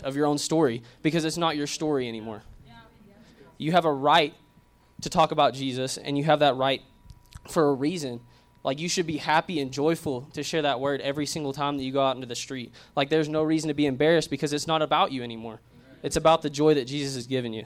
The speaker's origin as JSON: {"language": "English", "region": "Arkansas", "country": "United States", "said": "I'm from Arkansas"}